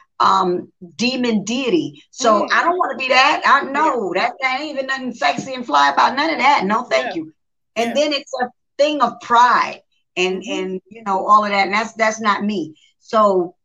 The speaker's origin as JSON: {"language": "English", "town": "New York City", "region": "New York", "country": "United States", "said": "I'm from the South Bronx. I'm from New York"}